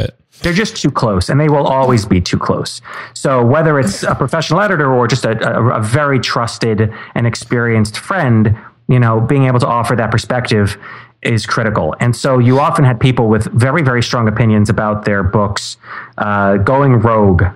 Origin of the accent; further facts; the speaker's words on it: New York City, New York, United States; I'm from right here in New York City. Grew up here